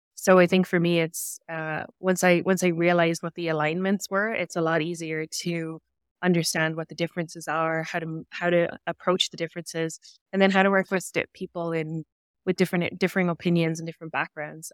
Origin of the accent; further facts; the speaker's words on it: Cork, Munster, Ireland; moved away as an adult; now in Canada; my hometown, which is, is Cork in Ireland